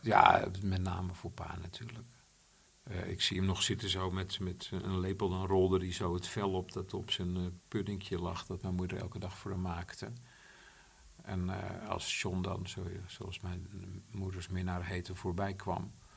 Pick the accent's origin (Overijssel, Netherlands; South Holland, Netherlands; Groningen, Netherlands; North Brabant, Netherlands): South Holland, Netherlands; Bollenstreek; ik kom uit de Bollenstreek